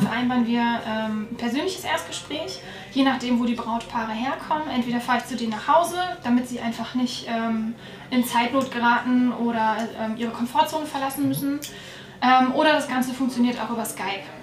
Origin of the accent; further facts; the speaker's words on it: Northern Germany, Germany; moved away as an adult; now in Allgäu, Germany; wie man wahrscheinlich hören kann, komme ich nicht aus Bayern, sondern äh, aus Norddeutschland